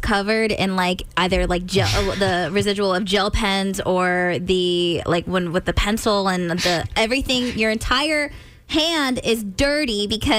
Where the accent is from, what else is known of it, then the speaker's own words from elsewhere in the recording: California, United States; moved away as an adult; now in Maryland, United States; I'm from California.